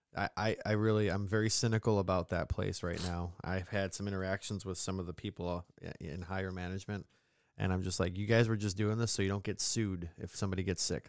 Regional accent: upstate New York, United States; accent: mid-Atlantic; we're from New York

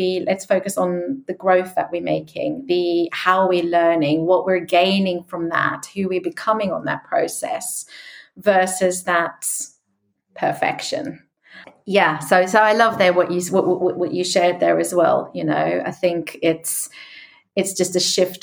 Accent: South Africa; moved away; I grew up in South Africa

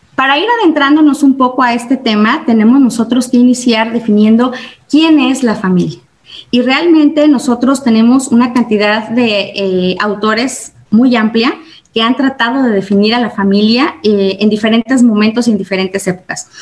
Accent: Mexico

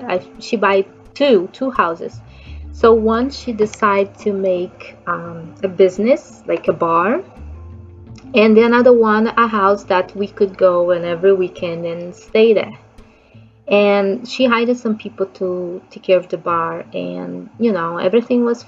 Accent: Rio de Janeiro, Brazil; English is a second language; I'm from Brazil, so I grew up in Rio de Janeiro

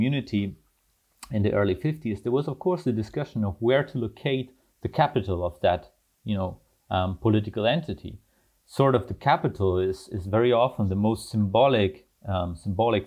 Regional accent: Germany; born or raised there; also born or lived in Almaty, Kazakhstan / Leuven, Belgium / Antwerp, Belgium

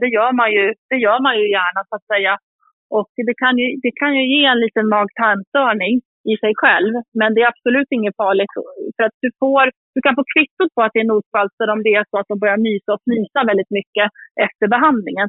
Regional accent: Sweden; now in Jämtland, Sweden; jag är uppvuxen i, i Uppland och Sörmland

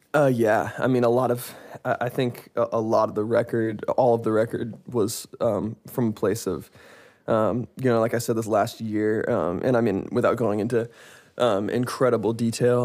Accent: Seattle, Washington, United States; I am from Seattle, Washington

